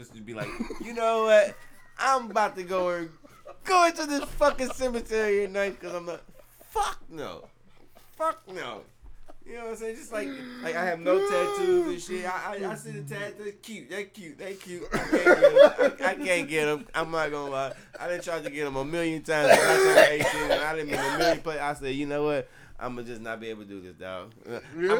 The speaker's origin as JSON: {"language": "English", "region": "Texas", "country": "United States", "also_born_or_lived": "Virginia", "moved": "yes", "lives_now": "West Coast, United States", "said": "I'm from Texas, and I live on the West Coast now."}